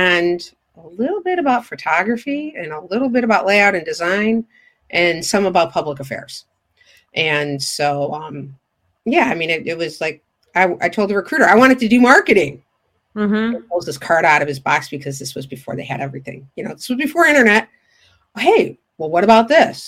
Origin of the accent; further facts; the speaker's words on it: Lombard, Illinois, United States; I am from Lombard, Illinois, which is a western suburb of Chicago.